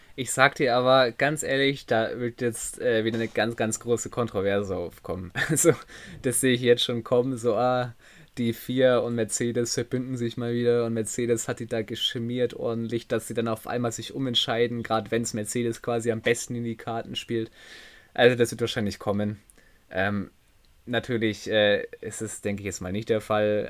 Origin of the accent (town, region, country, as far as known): Germany